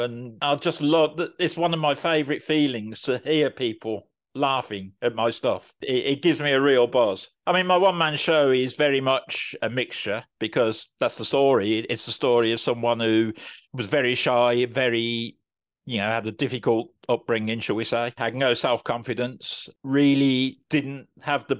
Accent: Birmingham, West Midlands, United Kingdom; moved away as an adult; now in Swindon, United Kingdom; I'm a Brummie who unfortunately had to move away from Birmingham for work. I currently live in Swindon in Wiltshire

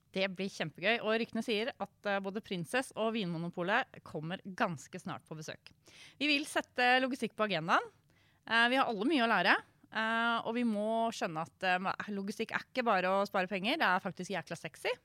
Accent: Indre Østfold, Norway; jeg er en Sivøk fra Indre Østfold

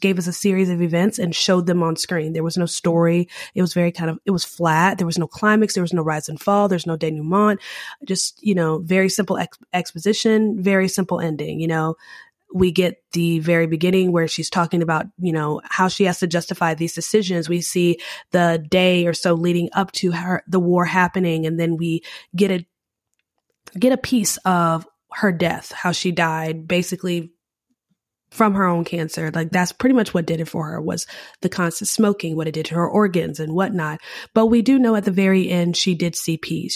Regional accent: United States; I'm an American

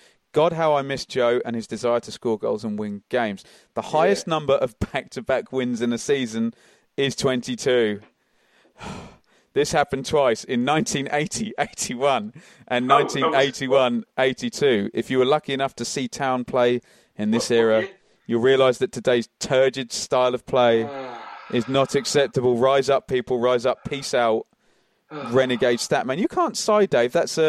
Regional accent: Suffolk, East of England, United Kingdom; I come from Suffolk.

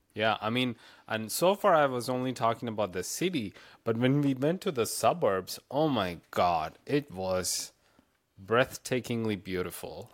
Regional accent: South India, India; now in Florida, United States; I grew up in India and the in the South in mm-hmm. South India

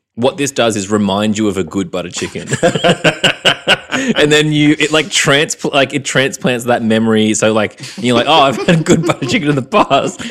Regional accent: Newcastle, New South Wales, Australia; I grew up kind of around Newcastle and New South Wales

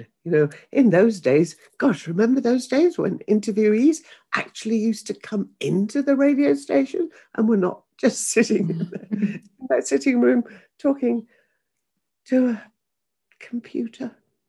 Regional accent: Yorkshire and the Humber, United Kingdom; she didn't want me to have a broad Yorkshire accent, so she sent me for elocution lessons.

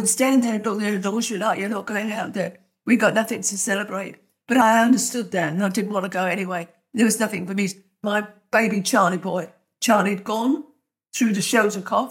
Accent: London, United Kingdom; also born or lived in Hanover Square, London; I'm from Camberwell.

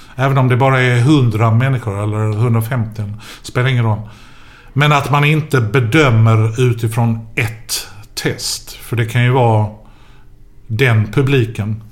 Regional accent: Skåne, Sweden; vi är från Skåne!

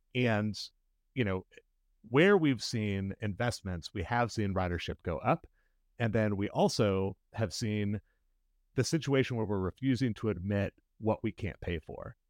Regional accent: Indianapolis, Indiana, United States; I grew up in Irvington, which is a neighborhood most people have heard of if they've heard of any Indianapolis neighborhoods

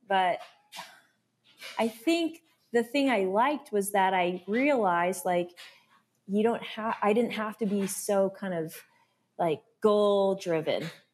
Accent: Alaska, United States; moved away as an adult; also born or lived in Tacoma, Washington; now in Tucson, United States; I grew up in Alaska

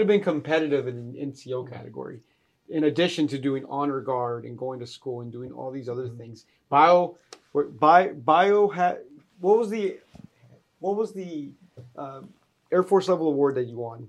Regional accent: Fort Worth, Texas, United States; moved away; Fort Worth, Texas, uh, my hometown

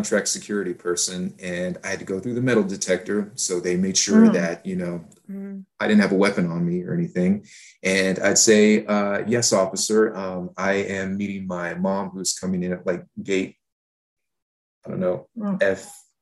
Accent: Houston, Texas, United States; I was growing up in Houston, Texas

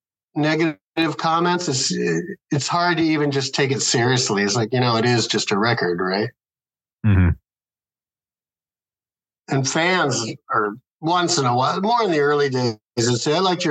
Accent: Midwest, United States; We're all from the Midwest, like the hickiest of the Midwest

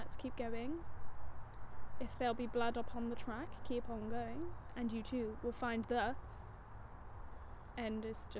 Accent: England, United Kingdom; I'm English

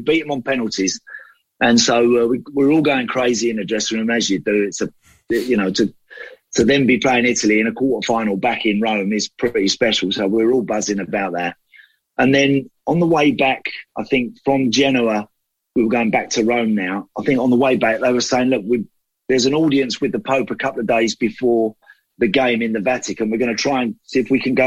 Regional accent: Bexleyheath and Dartford, Kent, South East England, United Kingdom; That was my local team, growing up around Bexley Heath and Dartford, that sort of area.

